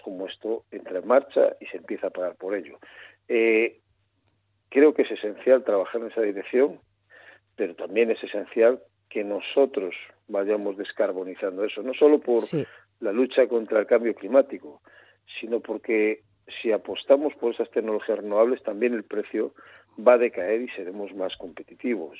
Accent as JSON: {"language": "Spanish", "region": "Galicia", "country": "Spain", "said": "soy gallego"}